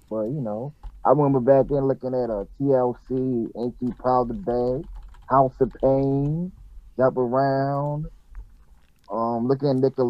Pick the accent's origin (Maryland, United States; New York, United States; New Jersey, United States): Maryland, United States; Baltimore; I was born and raised in West Baltimore.